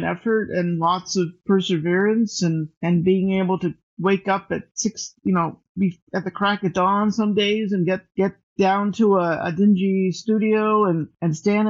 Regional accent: Texas, United States; moved away as an adult; also born or lived in Austin, Texas; now in Los Angeles, United States; I went to school, high school and college in Texas

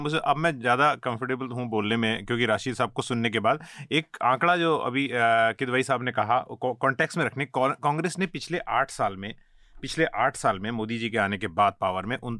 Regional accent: Uttarakhand, India; मैं क्योंकि उत्तराखंड से आता हूँ

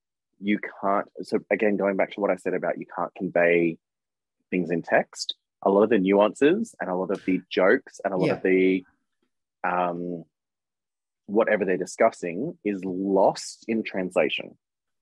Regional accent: Australia; I'm an Aussie

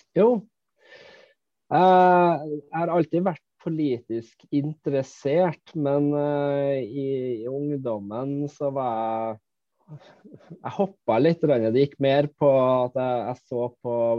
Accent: Malvik, Trøndelag, Norway; now in Finnmark, Norway; jeg er opprinnelig fra Malvik, eh, nabokommunen til Trondheim

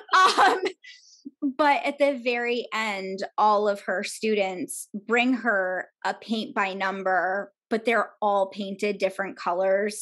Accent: New York, United States; moved away as an adult; I grew up outside of New York

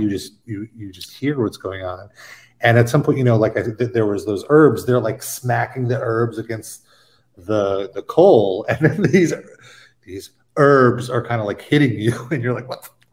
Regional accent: New York City, New York, United States; as a New Yorker

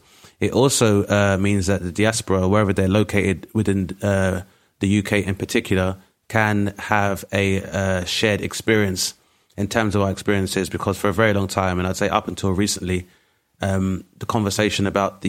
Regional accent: Grenada; now in United Kingdom; Obviously, Gina being Nigerian, Lenny being Jamaican, myself being from Grenada, just for an example, is that there is nuance to each one of those stories.

